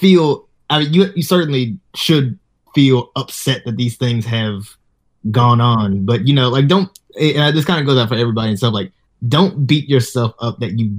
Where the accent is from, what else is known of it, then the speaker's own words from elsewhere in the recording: the South, United States; moved away; growing up in the South.